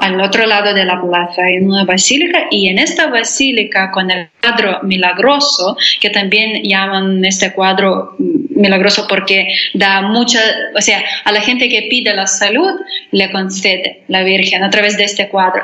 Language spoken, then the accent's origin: Spanish; Lithuania; Spanish is a second language; also born or lived in Spain; soy de Lituania